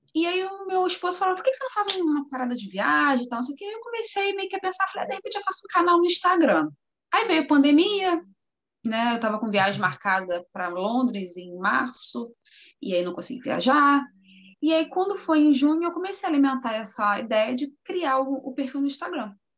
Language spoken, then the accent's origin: Portuguese; Rio de Janeiro, Brazil; moved away as an adult; now in Europe; eu sou do Rio de Janeiro, sou acostumada com praia